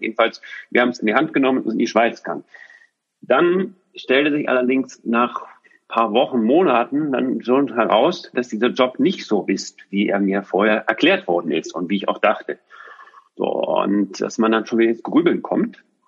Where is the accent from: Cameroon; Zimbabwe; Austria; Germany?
Germany; Düsseldorf, North Rhine-Westphalia; moved away as an adult; also born or lived in Switzerland / Bonn / Cologne; wir ziehen nach Düsseldorf. Das heißt, in meine Heimat